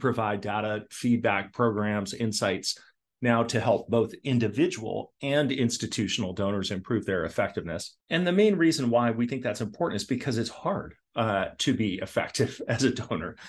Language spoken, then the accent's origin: English; Portland, Oregon, United States; also born or lived in Toronto, Ontario, Canada; so we moved to Portland, Oregon, and that's where I grew up with my two brothers.